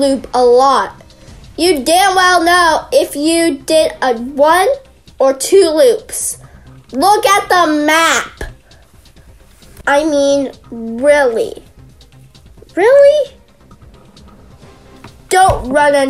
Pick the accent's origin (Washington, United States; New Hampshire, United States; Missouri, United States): Washington, United States; Wenatchee; This is my hometown